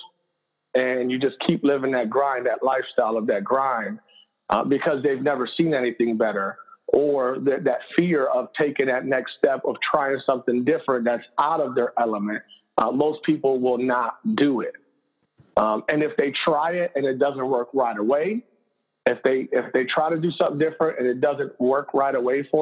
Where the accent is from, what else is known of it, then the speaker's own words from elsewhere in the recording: Cleveland, Ohio, United States; I'm born and raised in Cleveland, Puerto Rican background, mom and dad, Puerto Rican